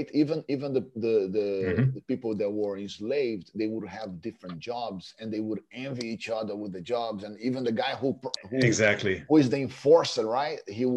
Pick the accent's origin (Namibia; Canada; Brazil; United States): Brazil; growing up in Brazil